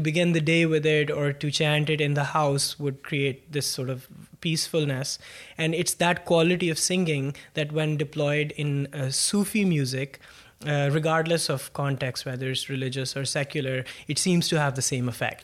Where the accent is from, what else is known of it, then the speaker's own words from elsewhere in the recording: Pakistan; moved away as an adult; also born or lived in Lancaster, Pennsylvania; now in New York, United States; born and raised in Pakistan. Uh, I was there